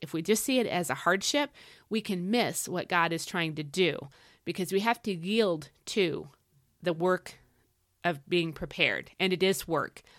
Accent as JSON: {"language": "English", "country": "United States", "said": "as westernized American Christians"}